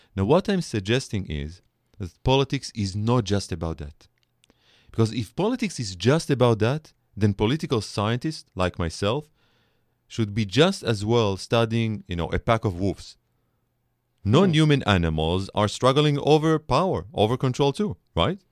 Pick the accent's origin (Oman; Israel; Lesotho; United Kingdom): Israel; accent: Israeli; English is a second language; moved away as an adult; now in United States; I'm an Israeli scholar, you can hear it in my accent